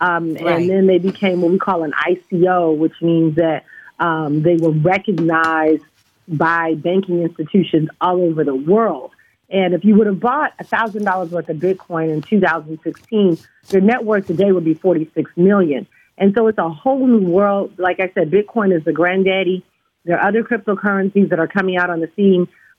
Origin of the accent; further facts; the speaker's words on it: Detroit, Michigan, United States; You know, growing up in Detroit, Michigan, my parents are the first African-Americans to have a business downtown Detroit.